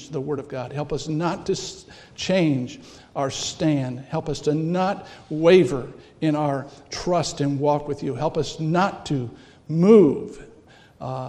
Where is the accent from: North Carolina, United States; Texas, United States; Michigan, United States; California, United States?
California, United States; moved away as an adult; now in Milwaukee, United States; I'm from California